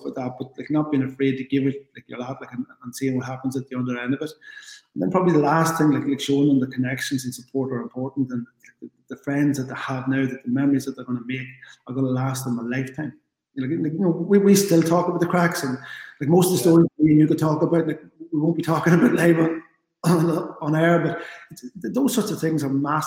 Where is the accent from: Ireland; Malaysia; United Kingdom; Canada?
Ireland; the GAA is central to who we are as Irish people.